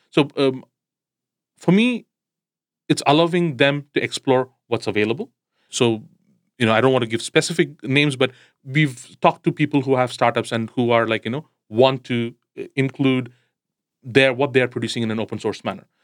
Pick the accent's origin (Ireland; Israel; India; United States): India; I come from India